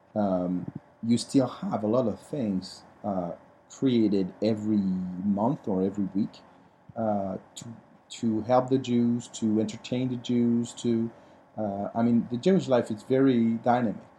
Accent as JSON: {"language": "English", "country": "France", "tie": "born or raised there", "moved": "yes", "said": "the way we were raised in France"}